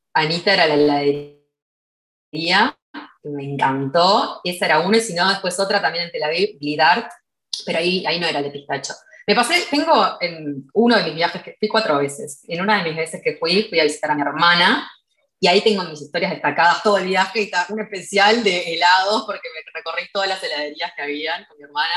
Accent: Uruguay; en mi país no hay, eh, como que acá en Uruguay no hay ejército obligatorio

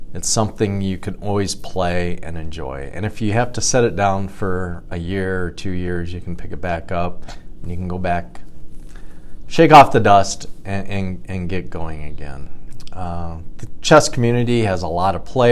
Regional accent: Cedar Rapids, Iowa, United States; also born or lived in Chicago area; I was born and raised in Cedar Rapids, graduated from Washington High School

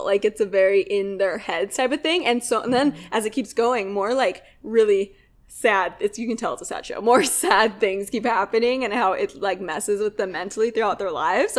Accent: Utah, United States; So I'm from Utah, the Beehive State.

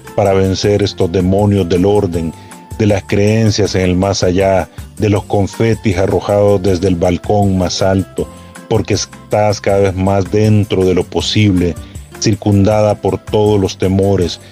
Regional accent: El Salvador; soy el poeta salvadoreño

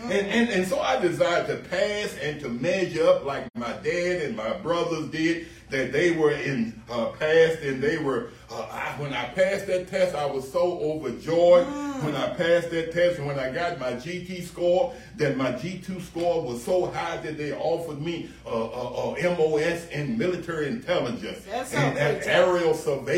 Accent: United States; as a teenager, growing up in the United States

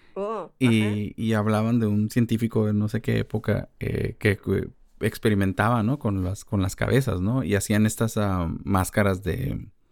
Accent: Mexico; como mexicanos creo que convivimos con la muerte mucho

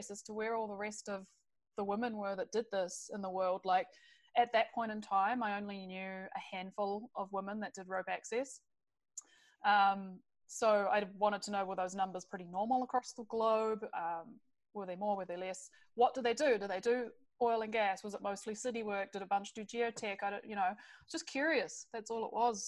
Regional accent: New Zealand; moved away as an adult; now in British Columbia, Canada; I come from New Zealand originally.

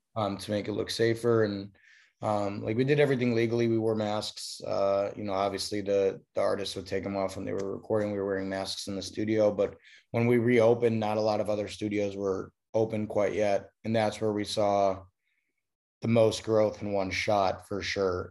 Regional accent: Chicago, Illinois, United States; also born or lived in upstate New York; now in Los Angeles, United States; I'm from Chicago originally

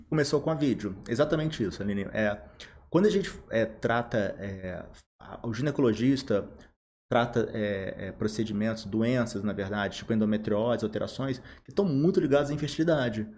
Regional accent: Volta Redonda, Rio de Janeiro, Brazil; Sou, eu sou aqui de Volta Redonda, sou formado aqui

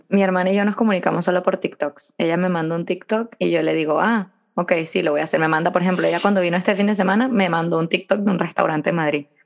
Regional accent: Venezuela; moved away; Yo cuando me vine de Venezuela, que tenía todas mis amigas, estaba muy triste porque me había venido tal

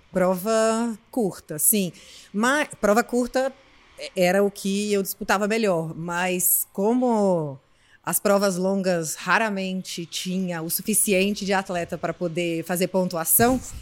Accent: Brasília, Federal District, Brazil; moved away as an adult; now in São Paulo, Brazil; eu sou de Brasília, vim para São Paulo para fazer faculdade

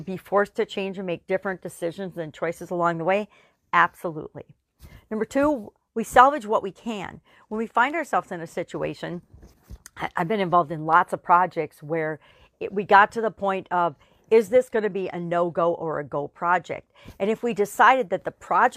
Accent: Wisconsin, United States; I'm from Wisconsin. We're big on cheese

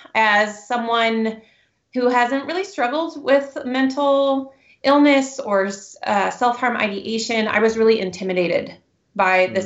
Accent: Newberg, Oregon, United States; also born or lived in Seattle, Washington; I moved here to Oregon when I was young, and my husband and I met at Newberg High School

